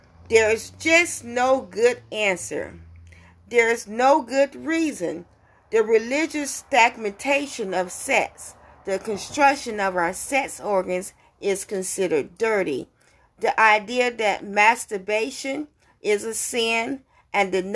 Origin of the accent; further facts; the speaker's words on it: America's Deep South, United States; when I was growing up in America's Deep South